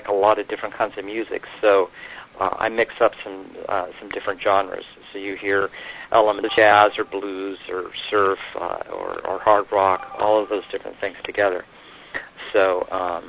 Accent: Los Angeles, California, United States; I'm from Los Angeles, near the beach areas, born and raised

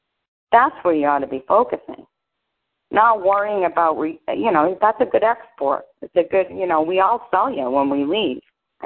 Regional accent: North Bennington, Vermont, United States; now in Orlando, United States; I grew up in North Bennington, so I was very close to Bennington College.

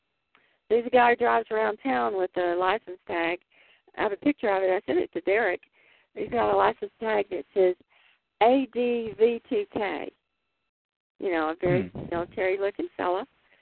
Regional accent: Texas, United States; now in Pacific Northwest, United States; I grew up in Texas, so when I discovered the Northwest, or I decided to land here

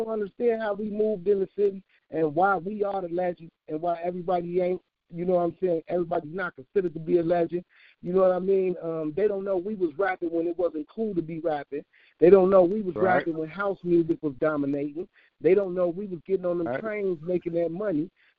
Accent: Chicago, Illinois, United States; I'm from 51st and Racine. I'm from Gangbang Central USA.

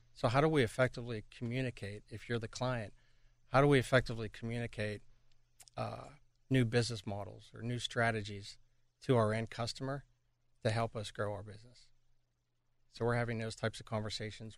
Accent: Pittsburgh, Pennsylvania, United States; moved away as an adult; also born or lived in Toronto; be back in my hometown of Pittsburgh

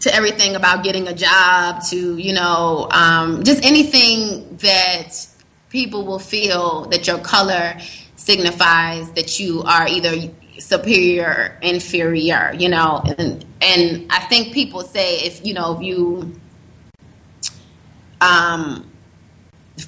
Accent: United States; accent: American; moved away as an adult; now in Uganda; I have a strong American accent

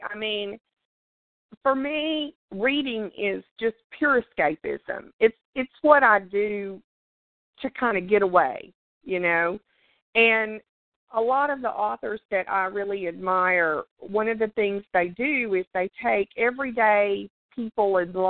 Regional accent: the South, United States; growing up in the South, it's just real common. You sit out on the porch, you know, in the evenings, and your grandma, grandpa, your daddy, or whoever, they tell stories

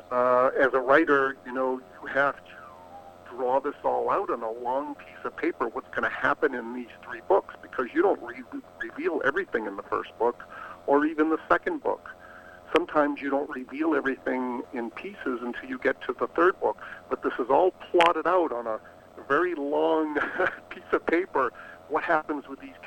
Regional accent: New England, Boston area, Massachusetts, United States; I grew up in New England in the Boston area

